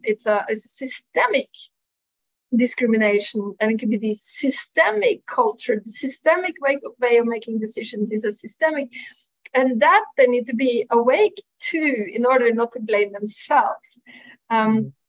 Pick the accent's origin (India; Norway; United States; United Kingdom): Norway; moved away as an adult; also born or lived in Milan; living away from my home country, Norway, at the time